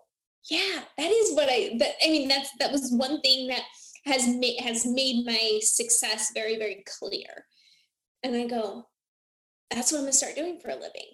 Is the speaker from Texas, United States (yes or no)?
no; Iowa, United States; moved away as an adult; now in Phoenix, United States; I'm originally from Iowa